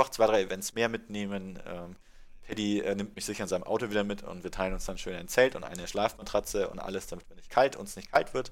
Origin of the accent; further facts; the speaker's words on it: Munich, Bavaria, Germany; Und was natürlich für uns als Münchner ganz, ganz spannend wird